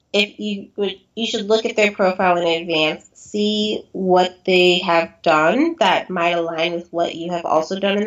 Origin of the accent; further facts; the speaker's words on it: San Diego, California, United States; I grew up in San Diego